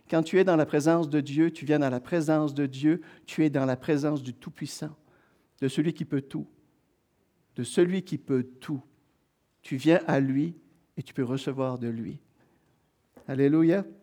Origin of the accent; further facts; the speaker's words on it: Quebec, Canada; Alors, comme je dis, on vient du Québec avec mon épouse.